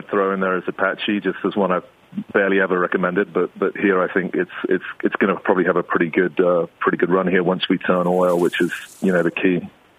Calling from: Mexico; I'm phoning you from Mexico here, Tim.

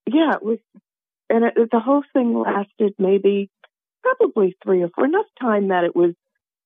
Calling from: Naples, Florida, United States; I'm calling from Naples, Florida.

